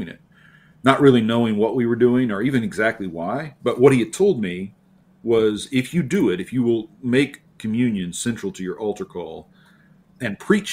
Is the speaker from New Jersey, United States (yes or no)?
no; near Norman, rural central Oklahoma, United States; I grew up in Oklahoma, rural Oklahoma, central Oklahoma, not far from Norman